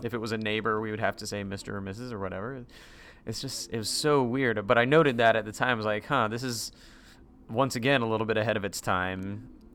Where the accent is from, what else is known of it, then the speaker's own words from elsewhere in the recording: Durham, North Carolina, United States; moved away as an adult; also born or lived in Greensboro, North Carolina; now in Central Florida, United States; I was in Durham throughout my high school days